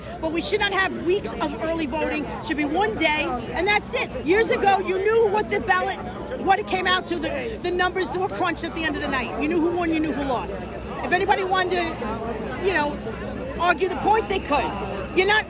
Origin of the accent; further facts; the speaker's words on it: New York City, New York, United States; I'm from Brooklyn